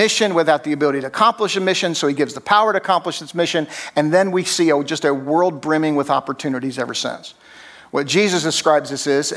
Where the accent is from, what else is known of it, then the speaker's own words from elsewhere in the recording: New Jersey, United States; moved away as an adult; also born or lived in Tennessee / Atlanta, Georgia; I grew up drinking Coke, and I was from New Jersey, not Atlanta